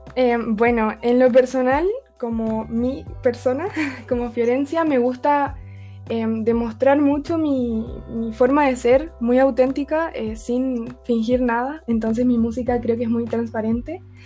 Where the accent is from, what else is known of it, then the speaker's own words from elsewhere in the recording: Chile; soy de Chile